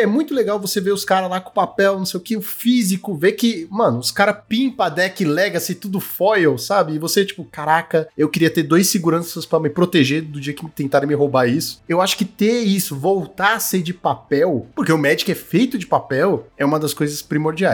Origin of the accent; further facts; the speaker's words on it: Brazil; Sou brasileiro